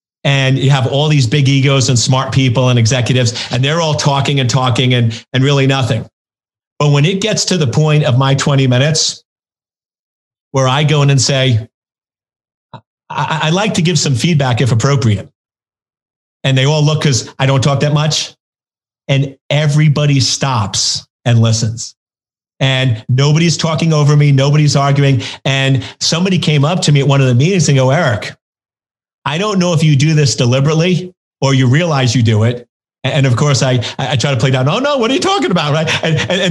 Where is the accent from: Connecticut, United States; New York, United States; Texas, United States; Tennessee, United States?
New York, United States; I grew up in New York